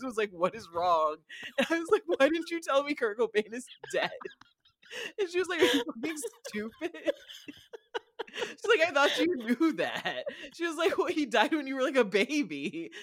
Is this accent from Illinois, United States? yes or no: yes; Rockford, Illinois, United States; I'm from Rockford, Illinois, and we have more lead in our water than Flint